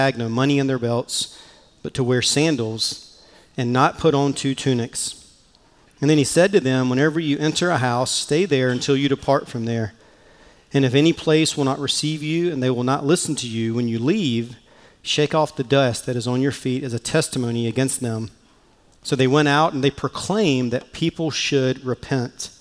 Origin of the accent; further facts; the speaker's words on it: Mullins, South Carolina, United States; accent: Southern; moved away; I grew up in the small town of Mullins, South Carolina